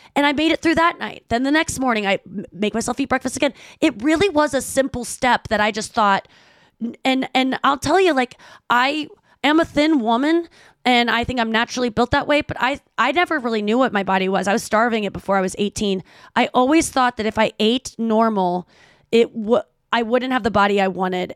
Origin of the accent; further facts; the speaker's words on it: St. Louis, Missouri, United States; moved away as an adult; I moved back to my hometown of Saint Louis.